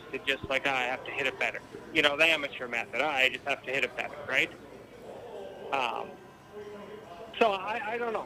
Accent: Regina, Saskatchewan, Canada; Regina, Saskatchewan, Canada.

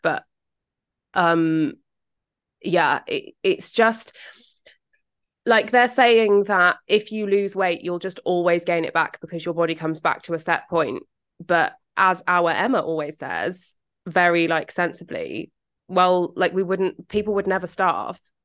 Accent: United Kingdom; accent: British; my British accent

